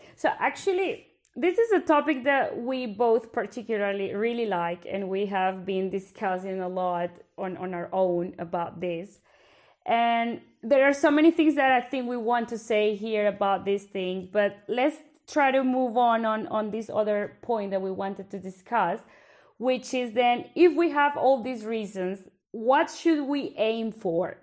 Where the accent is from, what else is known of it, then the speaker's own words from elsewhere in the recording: Bogota, Bogotá Capital District, Colombia; accent: Colombian Spanish; first language Spanish; English is a second language; moved away as an adult; now in Belgium; I actually come from Colombia in South America, from the capital, which is Bogota.